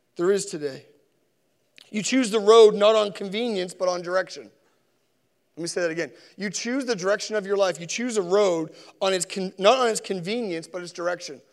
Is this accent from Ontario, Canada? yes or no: no; Sackville, Nova Scotia, Canada; also born or lived in Spryfield, Nova Scotia; I was born in Spryfield, I was raised in Sackville